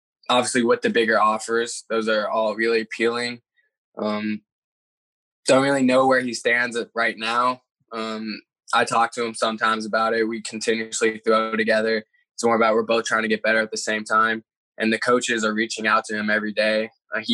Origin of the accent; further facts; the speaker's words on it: Texas, United States; I grew up, I was born in Texas